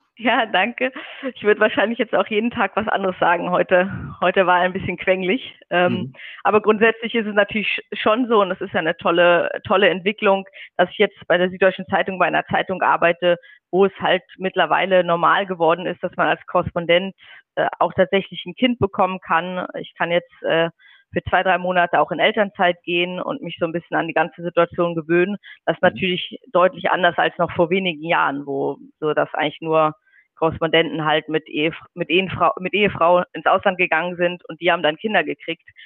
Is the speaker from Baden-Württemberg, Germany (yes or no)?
no; Schleswig-Holstein, Germany; moved away as an adult; now in Beijing, China; Ich komme auch aus dem Norden. Also in Schleswig-Holstein gibt es ja bekanntlich keine Berge